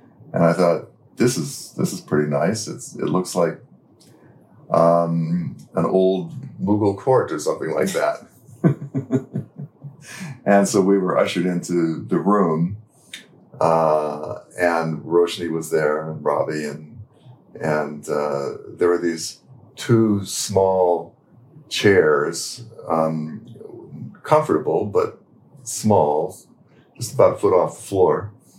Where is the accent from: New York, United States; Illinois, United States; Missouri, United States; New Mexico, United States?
New Mexico, United States; Santa Fe; moved away; also born or lived in Pune; Which is my native place. Your hometown. And, my hometown.